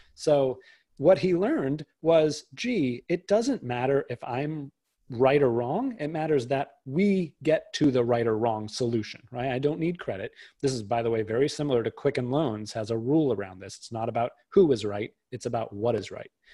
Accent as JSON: {"language": "English", "area": "outside of Boston", "region": "Massachusetts", "country": "United States", "tie": "born or raised there", "said": "I grew up outside of Boston"}